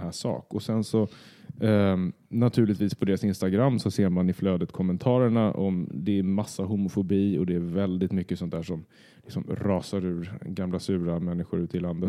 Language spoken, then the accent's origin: Swedish; Södertälje, Stockholm County, Sweden; moved away; flytta från, först från Södertälje, där jag är uppvuxen, till Stockholm.